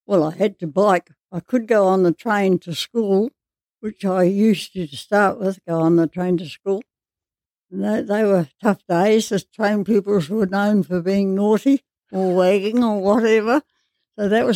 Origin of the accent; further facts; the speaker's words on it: Westport, West Coast, New Zealand; Growing up in Sergeant Hill was a great place to grow because we had the school, but we had the hall.